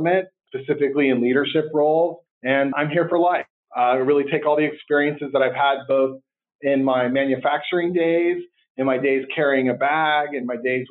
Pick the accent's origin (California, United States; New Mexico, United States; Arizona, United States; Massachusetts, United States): California, United States; Santa Cruz; also born or lived in Berkeley, California; I was born in Berkeley and raised in Santa Cruz